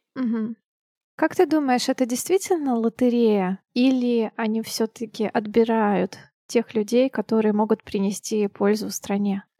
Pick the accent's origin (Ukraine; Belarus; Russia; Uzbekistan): Russia; Siberia; now in Saint Petersburg, Russia; как и я, сибиряк